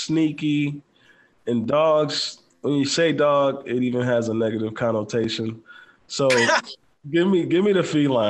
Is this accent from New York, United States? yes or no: yes; Buffalo, New York, United States; moved away; I'm in the military, so I'm meeting people all the time. When I meet people, I have to tell them, hey, I'm from Buffalo.